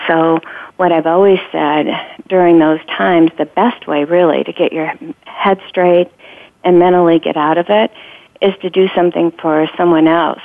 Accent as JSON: {"language": "English", "town": "Sandusky", "region": "Ohio", "country": "United States", "tie": "born or raised there", "said": "I grew up in Sandusky, Ohio um, in a small town, about 23,000 people"}